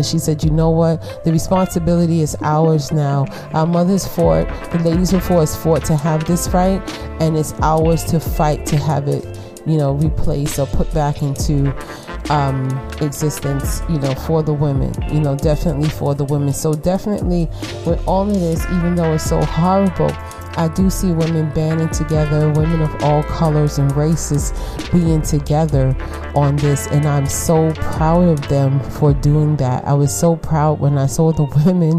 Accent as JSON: {"language": "English", "country": "United States", "said": "I'm African American, right? All right. 40% Nigerian"}